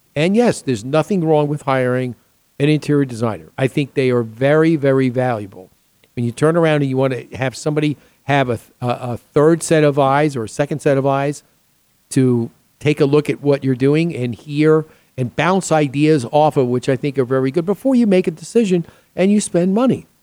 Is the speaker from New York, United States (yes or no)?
yes; New York, United States; moved away; also born or lived in Chicago / Boston; I grew up back east in New York